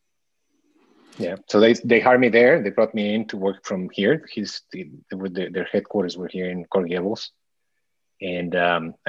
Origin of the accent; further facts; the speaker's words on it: Mexico City, Mexico; moved away as an adult; now in Miami, United States; I was born and raised most of my life there in Mexico City. And I came to Miami about right out of college, 20 something years ago.